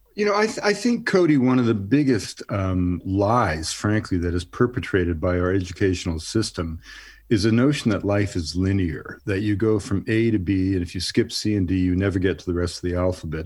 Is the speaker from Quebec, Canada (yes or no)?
yes; Montreal, Quebec, Canada; moved away; also born or lived in Western Canada; I grew up in Montreal because my father was transferred there for a while.